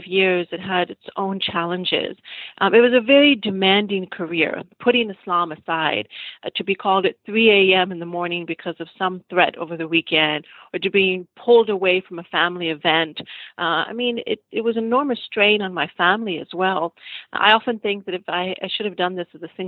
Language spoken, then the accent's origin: English; United States; also born or lived in Pakistan; as a child growing up in America